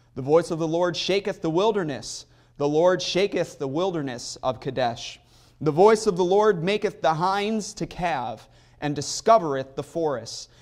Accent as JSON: {"language": "English", "area": "near Chicago", "region": "Illinois", "country": "United States", "tie": "born or raised there", "said": "Growing up near Chicago"}